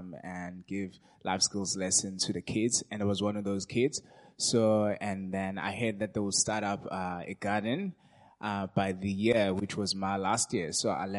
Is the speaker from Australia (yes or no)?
no; South Africa; I grew up in Dustinook. It's in West Devon Township. yeah, so that's where I come from.